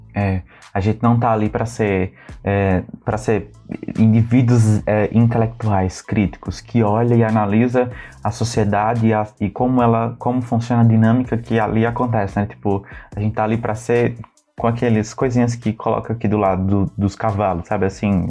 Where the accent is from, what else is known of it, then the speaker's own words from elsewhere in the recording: Northeast Region, Brazil; nós somos uhum. cristãos é, somos nordestinos